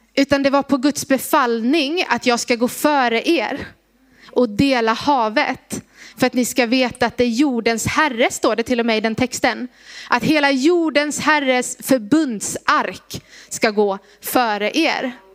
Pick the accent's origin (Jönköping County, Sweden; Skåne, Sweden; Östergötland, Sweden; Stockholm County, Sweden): Jönköping County, Sweden; Gnosjö; moved away; Jag är från Gnosjö från början, så att jag kan det här området lite